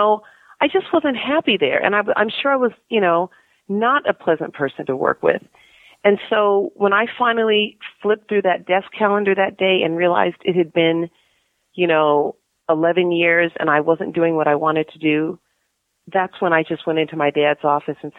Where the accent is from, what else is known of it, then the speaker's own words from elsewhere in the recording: Palos Verdes, California, United States; I grew up in Palos Verdes